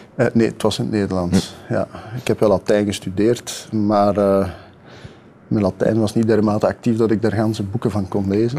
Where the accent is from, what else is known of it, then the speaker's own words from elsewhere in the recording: Kempen, Limburg, Flanders, Belgium; ik ben een kampenaar, eh, ik ben ook nog een Limburg, ik ben een Vlaming, ik ben een Belg